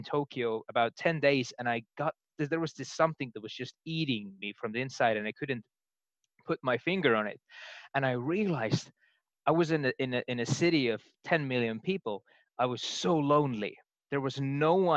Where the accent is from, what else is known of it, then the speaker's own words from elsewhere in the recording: Estonia; I'm from Estonia